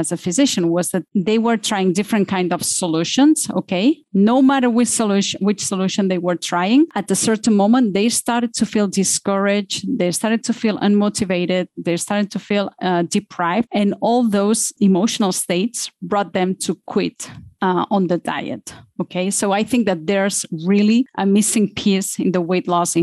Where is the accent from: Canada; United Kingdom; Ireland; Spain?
Spain; Barcelona, Catalonia; moved away as an adult; now in Switzerland; I am from Barcelona